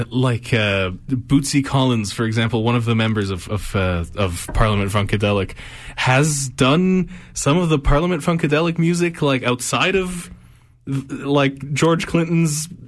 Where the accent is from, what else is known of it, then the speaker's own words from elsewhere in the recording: Egypt; since I'm from Egypt, uh, which is in famously in North Africa.